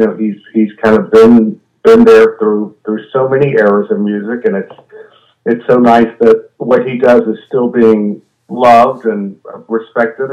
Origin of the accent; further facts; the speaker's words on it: Sugar Land, Texas, United States; moved away; I'm from Sugar Land, Texas, which is a suburb of Houston, Texas